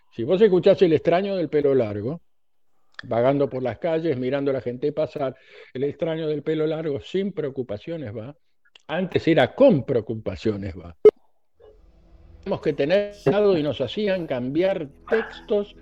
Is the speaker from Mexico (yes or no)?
no; Argentina; now in United States